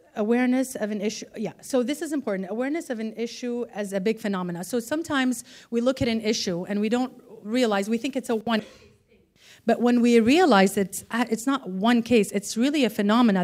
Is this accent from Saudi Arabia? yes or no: yes; Saudi Arabia; I'm from Saudi Arabia